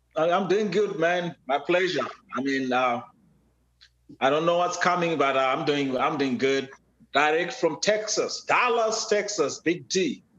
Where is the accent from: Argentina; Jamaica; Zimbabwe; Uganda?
Zimbabwe; now in United States; I was born and raised in Africa, uh, specifically Zimbabwe